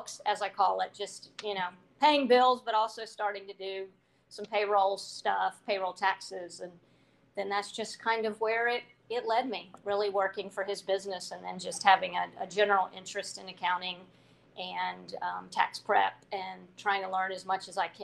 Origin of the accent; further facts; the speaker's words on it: Hampton, Virginia, United States; moved away as an adult; now in Charlottesville, United States; I was born and raised in Tidewater in Hampton